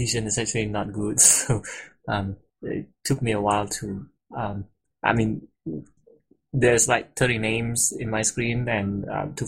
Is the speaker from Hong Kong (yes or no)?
no; Singapore; I'm from Singapore, so here is actually afternoon.